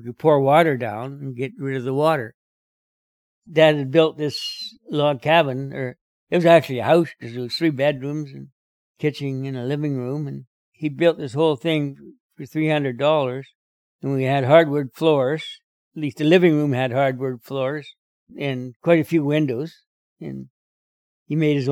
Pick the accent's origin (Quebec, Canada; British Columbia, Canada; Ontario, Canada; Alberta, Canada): British Columbia, Canada; Pender Island; also born or lived in Ganges, Salt Spring Island; I was born on October 11th, 1929, at Ganges on Salt Spring Island. And I moved to Pender when I was 7 days old